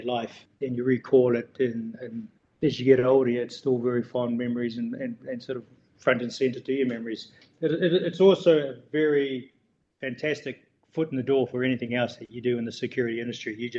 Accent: Gisborne, New Zealand; moved away as an adult; I come from Gisborne, but I always had in my mind I was never going to live in New Zealand, even at a young age.

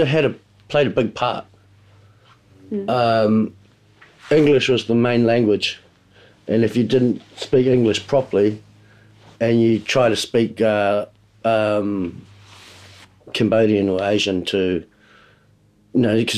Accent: New Zealand; Growing up in New Zealand, it was it's so different coming to another country and trying to fit

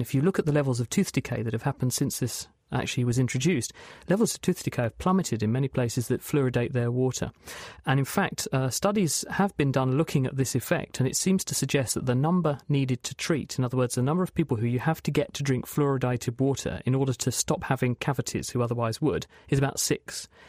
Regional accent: East of England, United Kingdom; partly I was from Essex, so there are some benefits of being in Essex.

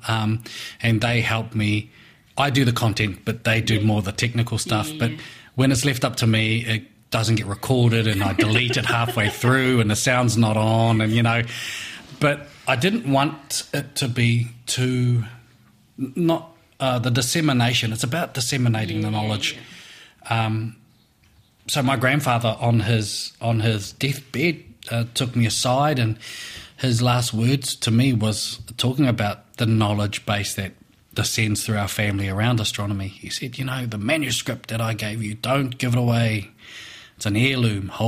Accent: Levin, Manawatū-Whanganui, New Zealand; also born or lived in Feilding; So I was born and raised in Levin, in the Horo Whenua

